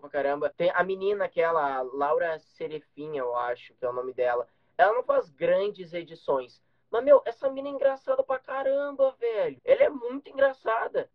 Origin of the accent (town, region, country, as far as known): Gaúcho, Rio Grande do Sul, Brazil